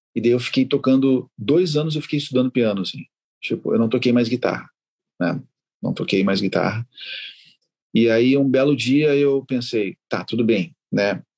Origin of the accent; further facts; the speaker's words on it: Porto Alegre, Rio Grande do Sul, Brazil; also born or lived in Uruguay; eu nasci no Uruguai, né? Nasci na fronteira e, e eu vim para cá com minha mãe sozinho, para Porto Alegre